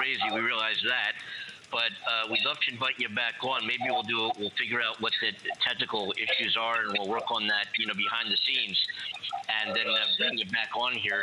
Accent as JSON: {"language": "English", "town": "Philadelphia", "region": "Pennsylvania", "country": "United States", "moved": "as an adult", "lives_now": "Pasadena, United States", "said": "I'm from Philadelphia originally, and came out here about 6 years ago"}